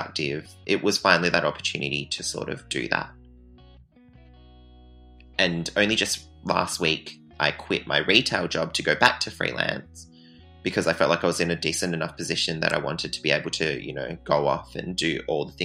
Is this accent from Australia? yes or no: yes; near Bunbury, Southwest Western Australia, Australia; I grew up in Southwest WA, in a town called Rowlands, which is like 15 minutes away from Bunbury